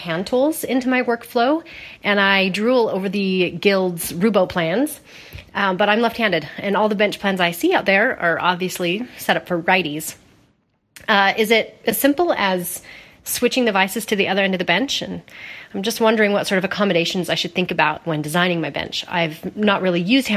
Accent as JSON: {"language": "English", "region": "Utah", "country": "United States", "said": "I hail from the Rocky Mountains of Utah"}